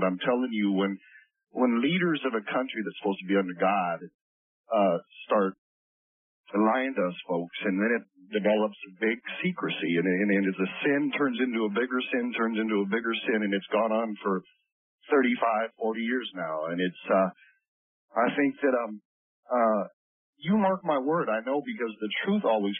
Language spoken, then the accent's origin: English; United States